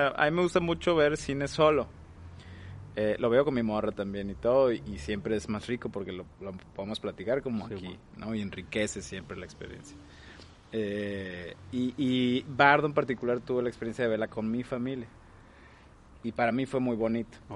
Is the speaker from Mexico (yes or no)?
yes; Veracruz, Mexico; pues yo soy de Veracruz y vivo aquí y mucha de mi vida me he estado moviendo.